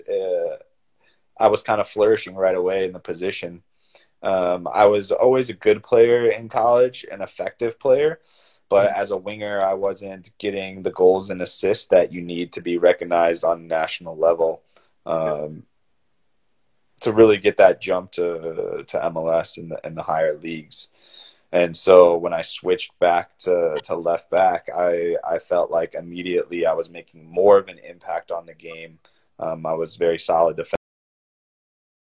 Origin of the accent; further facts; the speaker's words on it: Cleveland, Ohio, United States; moved away as an adult; also born or lived in San Jose / Notre Dame; now in Toronto, Canada; I grew up in Cleveland, Ohio, nowhere near the water